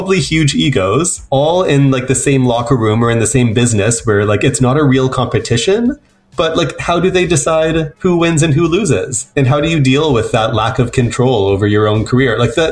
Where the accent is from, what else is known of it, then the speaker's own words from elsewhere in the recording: Nanaimo, British Columbia, Canada; I grew up in Nanaimo, which is not a small town, but it's a small city